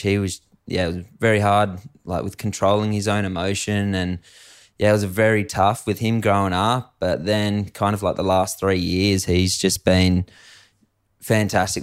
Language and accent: English; Adelaide Hills, South Australia, Australia; I grew up in the Adelaide Hills of South Australia